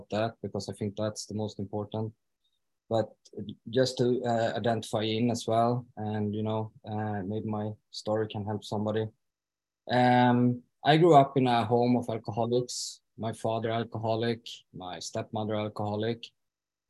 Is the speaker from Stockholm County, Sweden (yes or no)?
yes; Stockholm, Stockholm County, Sweden; moved away as an adult; now in Falun, Sweden; I am from Stockholm from the beginning though, but I've been living here since 2013.